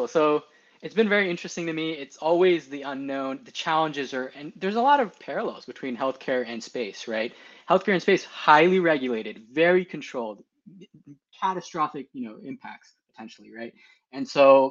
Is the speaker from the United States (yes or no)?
yes; Southern California, United States; I grew up in Southern California, so got to enjoy the great weather. So I've been here since 2007